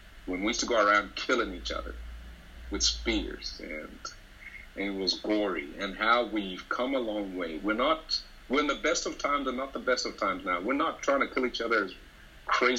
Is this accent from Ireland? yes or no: no; Kabwe, Central Province, Zambia; moved away; my hometown of Kabwe, where I grew up